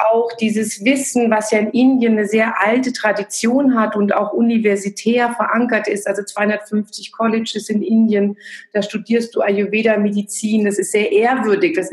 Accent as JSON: {"language": "German", "town": "Frankfurt", "region": "Hesse", "country": "Germany", "said": "Ich komme aus dem Frankfurter Raum und dort hatten wir schon als Studenten ein Yoga-Zentrum gemeinsam mit so einer Community von Freunden und einem Yogalehrer aufgebaut."}